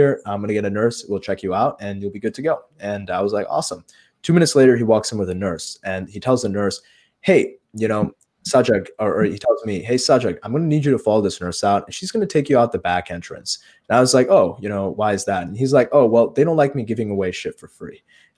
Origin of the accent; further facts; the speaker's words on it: Chicago, Illinois, United States; I was in my hometown here in Chicago in one of the suburbs